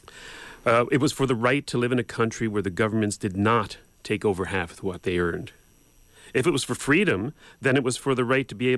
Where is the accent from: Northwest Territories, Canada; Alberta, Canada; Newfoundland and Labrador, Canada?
Newfoundland and Labrador, Canada; born or raised there